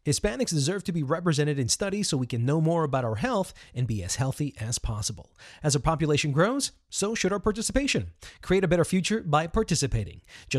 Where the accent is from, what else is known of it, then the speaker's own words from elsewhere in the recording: New York City, New York, United States; I am a New Yorker born in Queens.